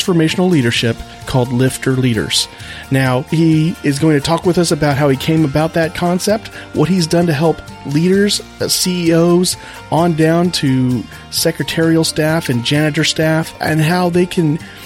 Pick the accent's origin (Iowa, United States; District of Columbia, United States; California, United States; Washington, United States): California, United States; Monterey; I'm originally from Monterey, California